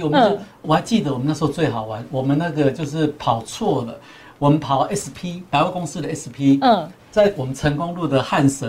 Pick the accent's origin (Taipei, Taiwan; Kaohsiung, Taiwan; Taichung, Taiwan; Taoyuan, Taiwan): Kaohsiung, Taiwan; 那当天就是人山人海，都是我们高雄，因为火车站是我们高雄人很多很多人的一个记忆。